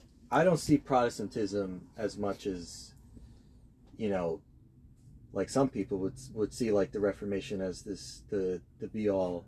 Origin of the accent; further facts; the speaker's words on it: United States; I'm American.